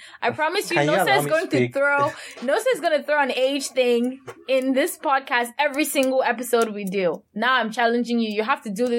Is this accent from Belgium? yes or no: no; Cameroon; moved away; I'm trying to go back to how I used to talk before I left Cameroon.